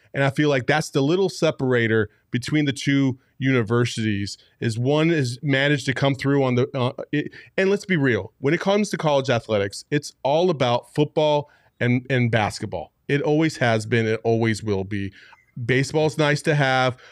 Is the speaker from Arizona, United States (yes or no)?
yes; Tempe, Arizona, United States; I grew up in Tempe